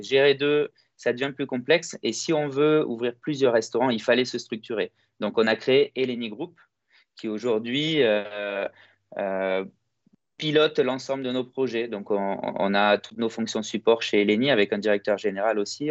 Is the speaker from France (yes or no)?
no; Greece; la force qu'on a chez nous en Grèce, c'est que tout est fait à la main